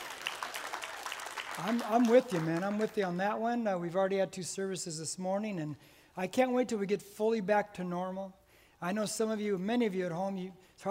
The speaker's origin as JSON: {"language": "English", "town": "Corona", "region": "California", "country": "United States", "tie": "born or raised there", "said": "I'm a lifelong Corona resident. I'm born, raised Corona."}